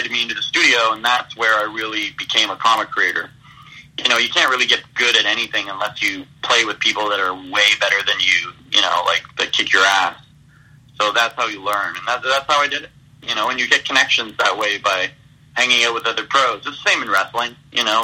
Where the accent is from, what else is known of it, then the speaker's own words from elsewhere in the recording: about an hour west of Toronto, Ontario, Canada; my hometown, which is about an hour west of Toronto